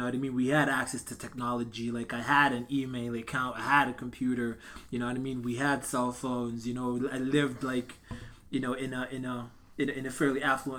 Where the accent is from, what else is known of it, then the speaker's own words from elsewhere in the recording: Zimbabwe; moved away as an adult; also born or lived in North Carolina, United States; now in Edmonton, Canada; Born and raised in Zimbabwe.